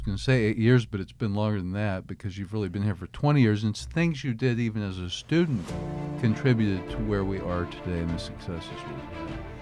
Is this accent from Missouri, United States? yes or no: yes; Kansas City, Missouri, United States; also born or lived in Michigan / Pennsylvania; now in Arkansas, United States; I grew up in Kansas City, Missouri, moved here from Michigan, lived in Pennsylvania before